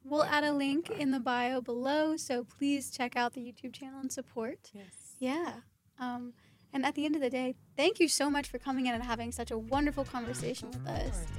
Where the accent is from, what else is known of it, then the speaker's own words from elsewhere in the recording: Kentucky, United States; I'm from Kentucky, and we had worked with a high end barbershop in Kentucky